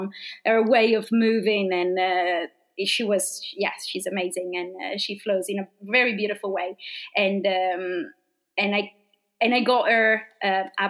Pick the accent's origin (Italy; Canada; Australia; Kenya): Italy; accent: Italian speaking English accent; English is a second language; moved away as an adult; now in London, United Kingdom; I'm coming from a very small place in Italy, a very, very, very small village. Where actually I used to live is so small